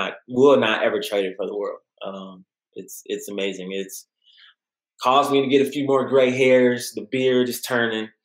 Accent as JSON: {"language": "English", "town": "Midland", "region": "Texas", "country": "United States", "tie": "born or raised there", "said": "I'm originally from Midland, Odessa area."}